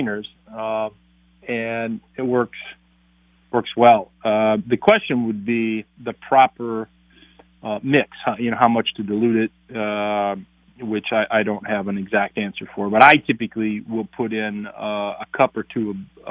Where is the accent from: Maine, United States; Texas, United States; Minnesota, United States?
Minnesota, United States; North Branch; I grew up in North Branch, Minnesota